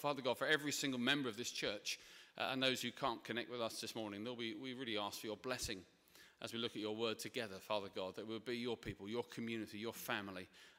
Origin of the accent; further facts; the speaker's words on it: Ilford, London, United Kingdom; For example, I'm from Essex, but it's more specifically, yeah, thank you, Ilford Romford way. Now, you might not tell because I've refined my accent over the years